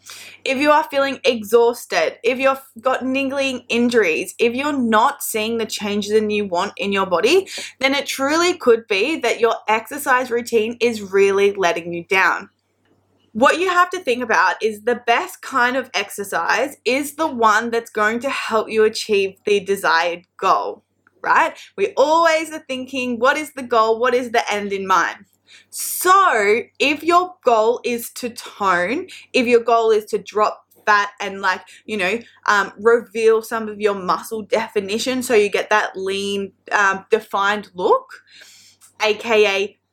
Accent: New South Wales, Australia; at home in my hometown, the south coast of New South Wales.

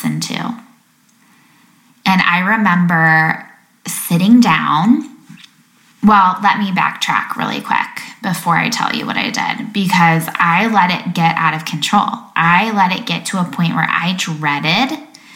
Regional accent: Lake Michigan, Midwest, United States; I remember being little, growing up on Lake Michigan

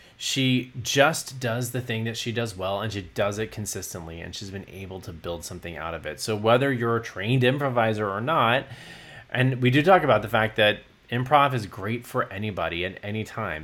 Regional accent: Southeast Texas, United States; moved away; also born or lived in New York; I grew up in Southeast Texas

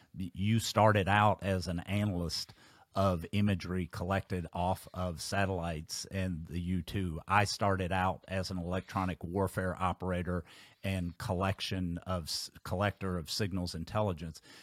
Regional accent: Kentucky, United States; my home state of Kentucky

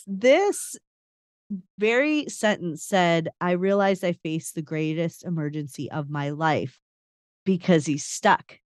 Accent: Chicago, Illinois, United States; I, I grew up in Chicago

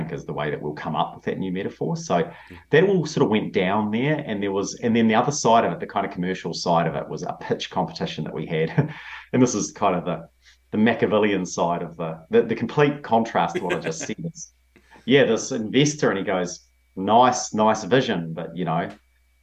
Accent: New Zealand; moved away as an adult; also born or lived in London / New York; I grew up in a town of 7,000 people, and I lived there until I was 17, 18. I knew more people in London and New York when I was in my 20s than I knew in the town that I grew up in New Zealand

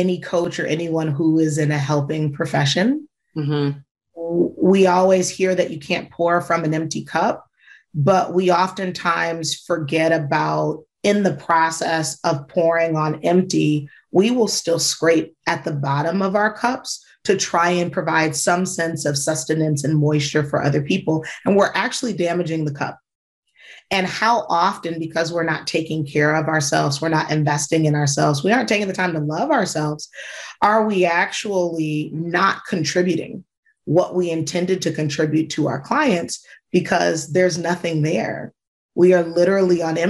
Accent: Michigan, United States; moved away; also born or lived in Georgia / New York City; I grew up in Michigan

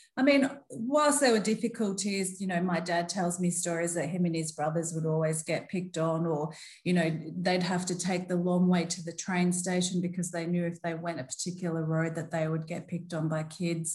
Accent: Melbourne, Victoria, Australia; moved away as an adult; also born or lived in Brisbane / London; now in Gold Coast, Australia; I was born in Melbourne along with my three sisters, but I very much grew up in a Turkish household

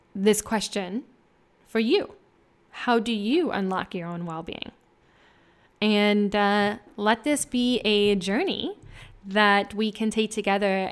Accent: Midwest, United States; moved away as an adult; also born or lived in California; I'm from, um, the Midwest near the Mississippi, uh, where I met my husband in college

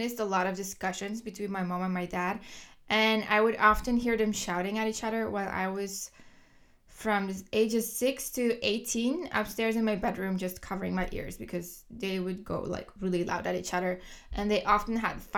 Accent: Kortrijk, Flanders, Belgium; English is a second language; moved away; I was born in the 1990s, the year 1991 to be exact, in Kortrijk, Belgium. So if you hear an accent, that's why. I was born and raised in Belgium

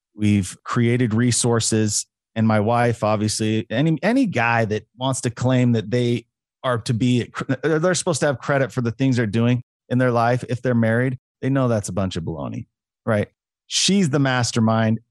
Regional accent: Utah, United States; I'm a Utah boy, Utah native

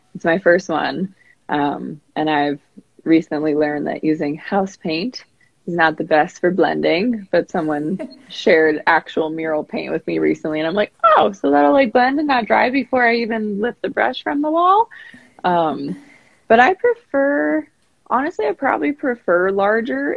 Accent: San Diego, California, United States; now in Spearfish, United States; I grew up in San Diego and I've lived here in Spearfish, South Dakota for a few years now

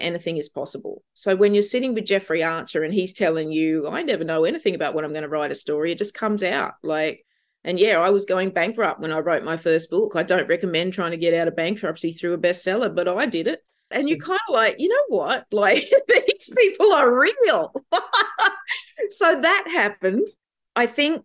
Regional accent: Gunnedah, New South Wales, Australia; moved away; as a kid growing up in Gunnedah

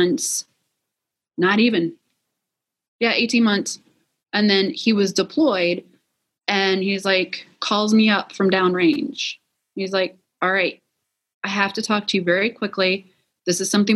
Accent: Wisconsin, United States; I'm originally from Wisconsin.

